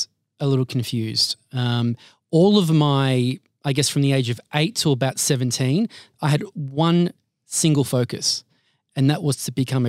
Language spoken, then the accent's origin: English; Altona, Victoria, Australia; Yeah, so I'm the middle child of two Maltese immigrants. They moved here in 73. And I have two sisters and grew up in the west side of Melbourne, so suburbs of Altona, and now living and residing